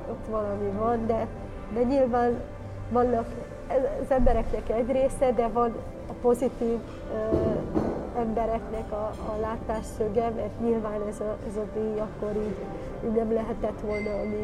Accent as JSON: {"language": "Hungarian", "country": "Hungary", "said": "De mi vagyunk a második magyarországi előadó"}